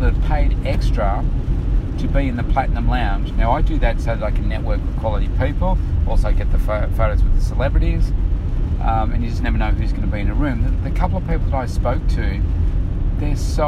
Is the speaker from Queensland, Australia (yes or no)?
no; Bendigo, Victoria, Australia; when I was a kid, I was born in Bendigo